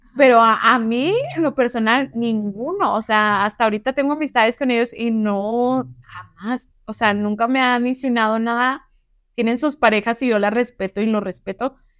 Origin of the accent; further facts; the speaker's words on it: northern Mexico, Mexico; puedo hablar golpeado o porque, no sé, y más porque soy del norte